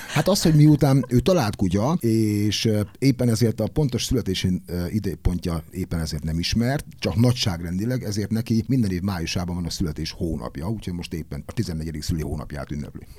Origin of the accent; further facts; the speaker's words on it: Debrecen, Hajdú-Bihar, Hungary; engem, mint Debrecenit